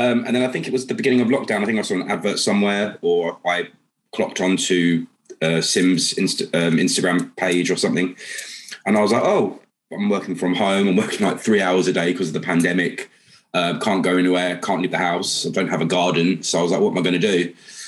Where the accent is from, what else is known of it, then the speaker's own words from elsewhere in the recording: London, United Kingdom; I'm from London, working wealth banking